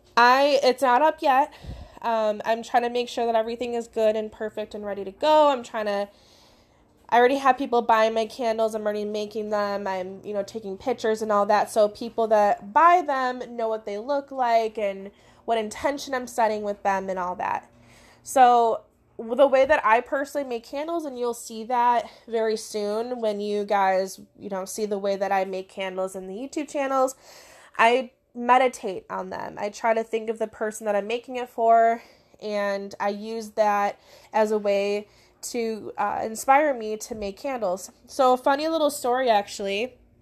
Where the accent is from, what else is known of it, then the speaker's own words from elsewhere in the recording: Crystal Lake, Illinois, United States; I'm from Illinois in the Crystal Lake area. That's where my in-person business is.